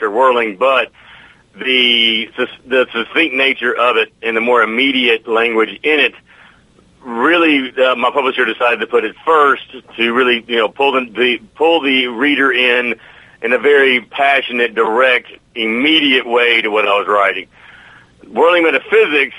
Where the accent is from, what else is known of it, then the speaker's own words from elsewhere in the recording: the South, United States; I'm from the South